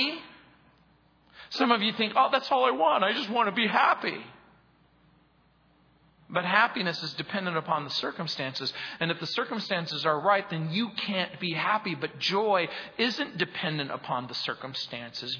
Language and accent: English; Southern California, United States; moved away; I grew up in Southern California